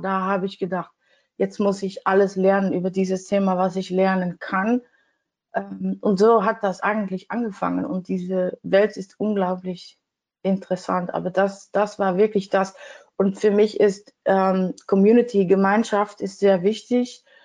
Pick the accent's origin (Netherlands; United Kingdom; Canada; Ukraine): Netherlands; German is a second language; als Holländerin finde ich nicht immer so schnell die richtigen Wörter